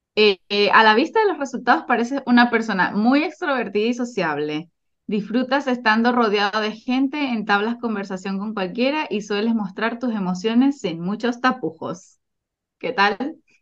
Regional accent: Venezuela; now in Chile; soy de Venezuela y también soy chilena. Actualmente vivo en Chile

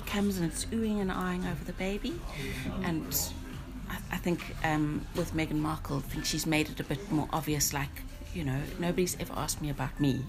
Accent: South Africa; moved away as an adult; now in Northern Ireland, United Kingdom; I'm originally from South Africa

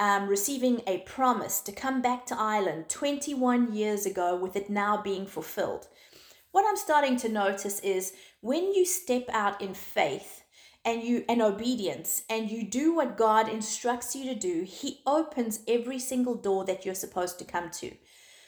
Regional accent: South Africa; moved away; also born or lived in Zimbabwe; South Africa is my home. It's where I've grown up. I was born in Zimbabwe. I moved to South Africa when I was 9 years old, and that was my home until I got married

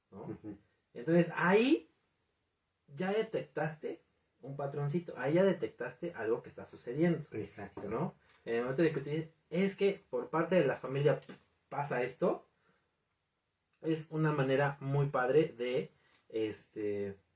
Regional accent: Mexico; en mi caso, como en, muchas otras familias mexicanas

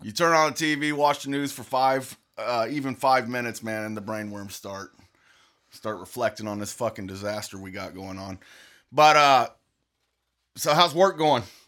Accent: United States; I'm just an American.

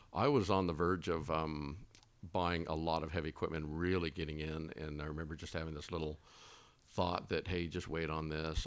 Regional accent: Texas, United States; also born or lived in Twin Falls, Idaho; now in Boise, United States; I'm from Texas

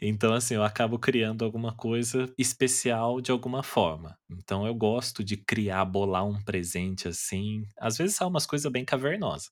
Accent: Taubaté, São Paulo, Brazil; eu sou de Taubaté

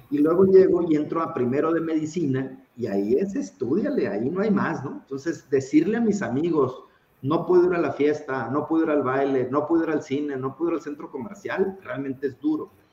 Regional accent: Tijuana, Baja California, Mexico; soy tijuanense, orgullosamente tijuanense y por supuesto mexicano

